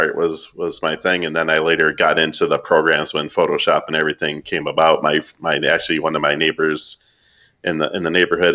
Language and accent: English; Racine, Wisconsin, United States; moved away as an adult; also born or lived in San Antonio, Texas; now in San Diego, United States; I'm originally from Racine, Wisconsin, which is just south of Milwaukee, Wisconsin.